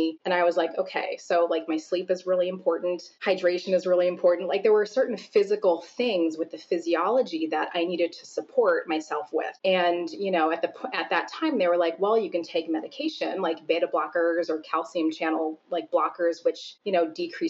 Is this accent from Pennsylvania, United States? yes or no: no; Seattle, Washington, United States; moved away as an adult; now in Chicago, United States; when I had moved from the Pacific Northwest, I grew up a lot of my years outside of Seattle. When I moved from Seattle area to Chicago